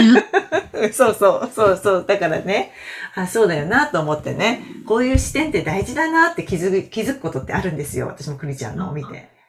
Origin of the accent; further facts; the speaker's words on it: Toyama, Japan; now in Shizuoka, Japan; 私、富山なんですけど